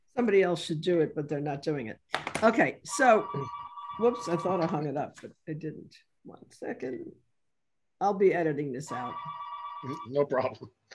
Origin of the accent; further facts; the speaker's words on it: New York City, New York, United States; now in New Orleans, United States; I'm from New York City